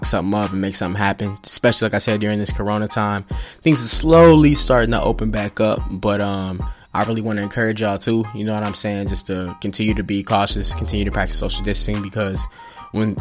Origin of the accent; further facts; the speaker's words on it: Evansville, Indiana, United States; also born or lived in Atlanta, Georgia / Terre Haute, Indiana; now in Indianapolis, United States; I was born in Atlanta, moved to Evansville, Indiana, pretty much was raised there, grew up there